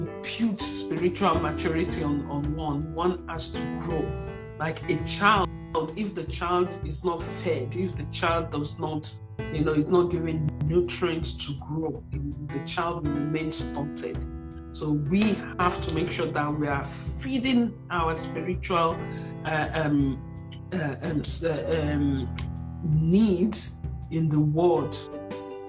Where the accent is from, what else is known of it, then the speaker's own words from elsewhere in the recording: Nigeria; I'm a Nigerian